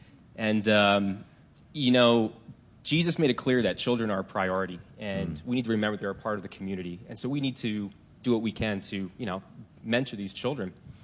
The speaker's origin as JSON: {"language": "English", "region": "Virginia", "country": "United States", "tie": "born or raised there", "also_born_or_lived": "Denver", "moved": "as an adult", "said": "I grew up here, so moving back home, we'll say that."}